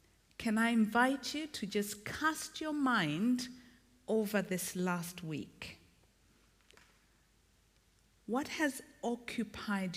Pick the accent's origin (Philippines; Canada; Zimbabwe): Zimbabwe; also born or lived in Malawi; now in England; Although I was born there, I grew up in Zimbabwe.